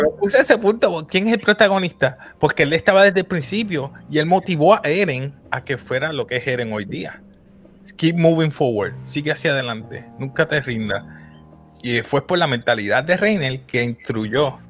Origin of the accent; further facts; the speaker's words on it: Puerto Rico; como decimos puertorriqueño